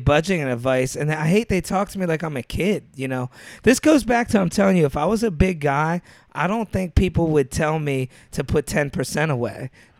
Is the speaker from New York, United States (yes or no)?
yes; New York, United States; I'm from New York.